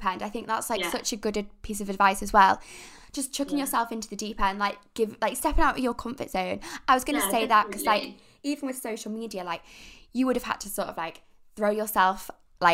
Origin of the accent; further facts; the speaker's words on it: Isle of Man; also born or lived in Manchester; I'm from the Isle of Man